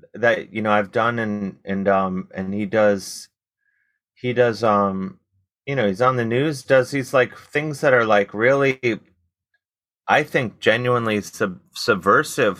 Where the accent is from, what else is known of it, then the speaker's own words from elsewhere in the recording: Cleveland, Ohio, United States; growing up in Cleveland